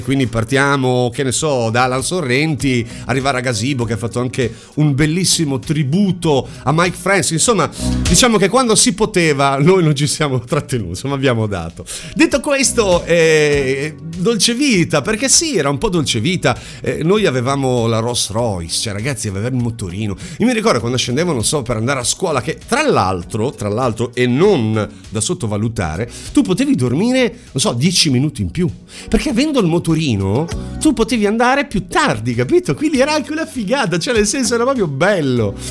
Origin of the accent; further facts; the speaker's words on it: Bologna, Emilia-Romagna, Italy; sono di Bologna